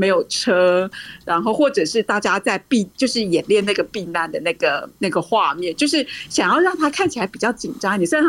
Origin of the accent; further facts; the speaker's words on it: Taiwan; moved away as an adult; now in Washington, D.C., United States; 身为台湾人的我